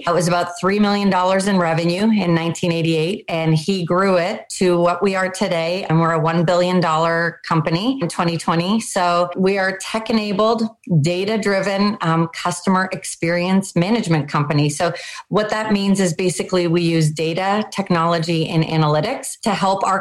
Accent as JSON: {"language": "English", "country": "Canada", "tie": "born or raised there", "also_born_or_lived": "Pittsburgh, United States", "moved": "yes", "lives_now": "United States", "said": "I grew up in Canada. I moved to the US. I work in Pittsburgh now"}